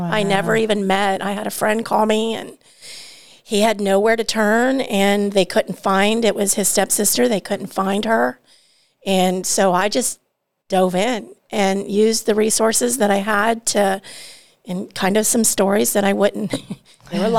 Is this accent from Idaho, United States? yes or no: no; Georgia, United States; also born or lived in Ohio; I'm from Georgia. My family is from Georgia and Ohio